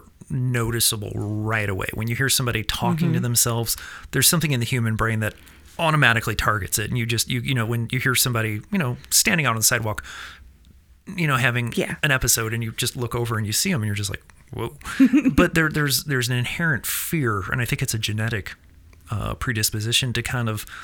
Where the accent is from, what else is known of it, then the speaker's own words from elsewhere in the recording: Missouri, United States; I'm from Missouri